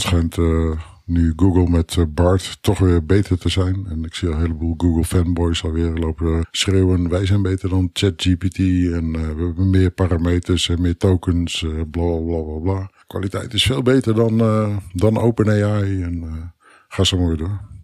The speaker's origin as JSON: {"language": "Dutch", "country": "Netherlands", "said": "Als Nederlander"}